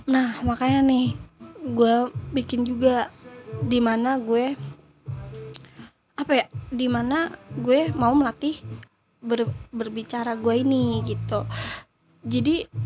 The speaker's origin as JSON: {"language": "Indonesian", "region": "Jakarta", "country": "Indonesia", "said": "gue dari Jakarta, Jakarta Timur tepatnya."}